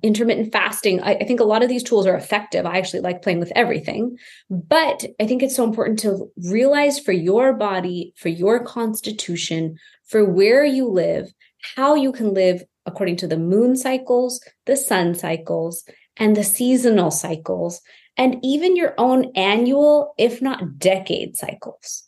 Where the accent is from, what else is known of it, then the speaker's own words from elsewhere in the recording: Houston, Texas, United States; I grew up in Houston, Texas to this immigrant family.